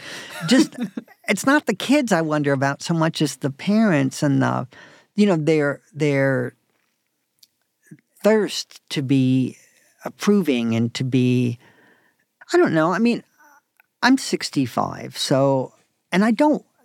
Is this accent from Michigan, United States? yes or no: no; Raleigh, North Carolina, United States; moved away; also born or lived in New York City; I grew up in Raleigh, North Carolina.